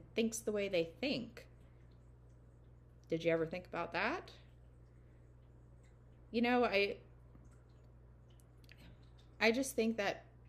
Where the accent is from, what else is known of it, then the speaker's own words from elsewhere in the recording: the South, United States; growing up in the South